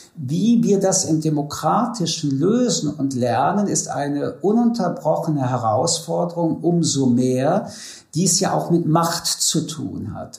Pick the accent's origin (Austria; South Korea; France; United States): France; now in Germany; ich komme aus Frankreich